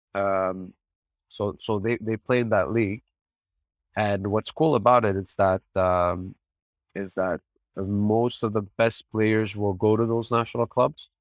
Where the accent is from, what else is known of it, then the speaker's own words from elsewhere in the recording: Canada; I'm born here, I'm Lebanese